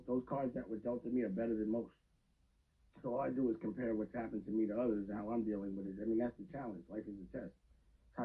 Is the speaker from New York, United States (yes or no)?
yes; New York City, New York, United States; also born or lived in Bronx, New York; I was born in the Bronx, raised in East Harlem